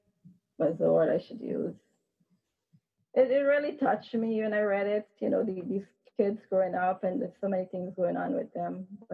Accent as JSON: {"language": "English", "country": "Guyana", "tie": "born or raised there", "moved": "yes", "lives_now": "United States", "said": "that's where I'm from"}